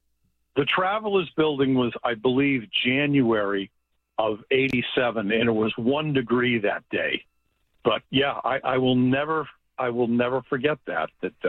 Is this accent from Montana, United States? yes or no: no; Foxborough, Massachusetts, United States; also born or lived in Germany / Boston; At age 18, I moved from Foxborough, Massachusetts to Boston.